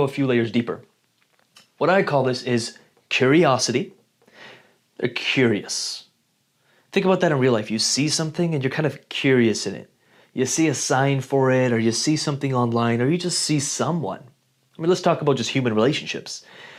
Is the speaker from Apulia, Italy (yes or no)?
no; Rome, Lazio, Italy; born there; I was born in Rome, Italy in 1987, and I am, 6 feet tall and 185 pounds.